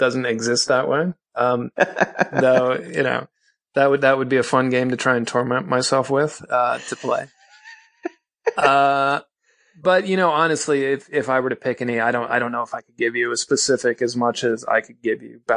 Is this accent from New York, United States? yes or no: no; Minneapolis, Minnesota, United States; moved away; I'm from Minneapolis originally